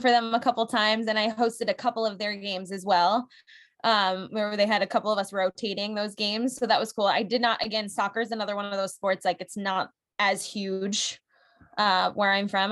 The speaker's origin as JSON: {"language": "English", "area": "New England", "region": "Connecticut", "country": "United States", "moved": "yes", "said": "I'm from New England. I have to stay true to my roots out there"}